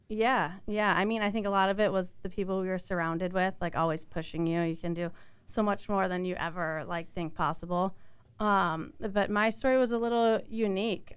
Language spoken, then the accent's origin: English; Chicago, Illinois, United States; I grew up in the Chicago area